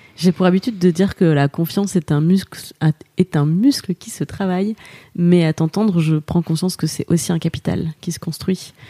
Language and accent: French; Moselle, Grand Est, France; je viens de Moselle